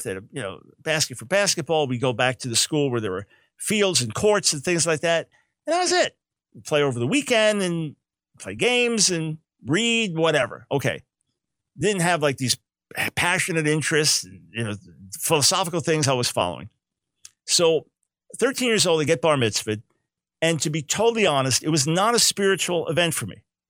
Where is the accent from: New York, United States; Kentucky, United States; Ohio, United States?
New York, United States; We then moved to Long Island right before I turned 7 years old. So grew up on Long Island